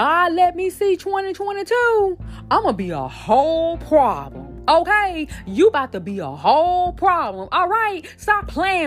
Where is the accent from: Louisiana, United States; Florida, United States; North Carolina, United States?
Louisiana, United States; Shreveport; moved away; Shreveport, Louisiana, stand up. That's my hometown